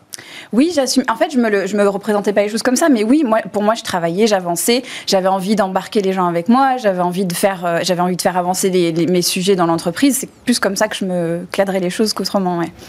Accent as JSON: {"language": "French", "country": "United States", "tie": "born or raised there", "moved": "yes", "lives_now": "France", "said": "j'ai grandi aux États-Unis"}